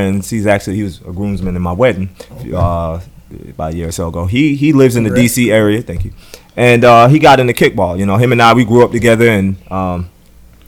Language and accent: English; South Carolina, United States; moved away as an adult; also born or lived in Atlanta; when I was growing up in South Carolina